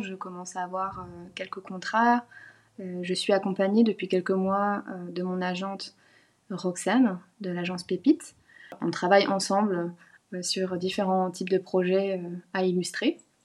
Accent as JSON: {"language": "French", "area": "Lorraine", "region": "Grand Est", "country": "France", "tie": "born or raised there", "also_born_or_lived": "Besançon", "moved": "as an adult", "lives_now": "Australia", "said": "j'ai grandi en Lorraine"}